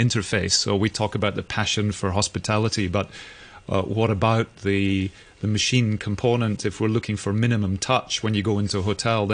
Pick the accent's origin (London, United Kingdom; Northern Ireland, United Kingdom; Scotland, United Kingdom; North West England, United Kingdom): Scotland, United Kingdom; Edinburgh; now in Hong Kong; my hometown in Edinburgh